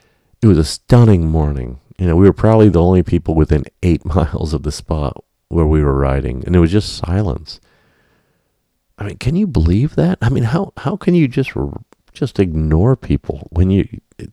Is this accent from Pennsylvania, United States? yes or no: yes; Lewisburg, Pennsylvania, United States; moved away; also born or lived in Minnesota; I grew up with Jeff in Lewisburg, Pennsylvania.